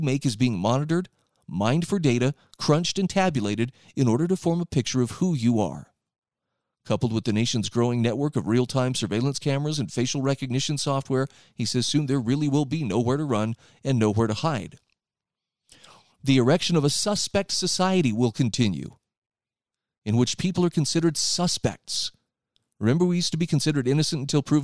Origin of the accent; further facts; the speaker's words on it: Utah, United States; here where I live in my home state of Utah